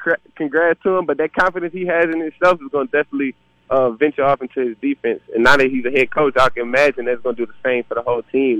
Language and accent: English; Louisiana, United States; I'm from Louisiana